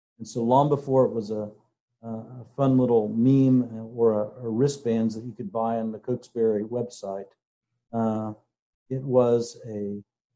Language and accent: English; Kokomo, Indiana, United States; now in Austin, United States; I grew up in Kokomo and was a part of Main Street Methodist Church there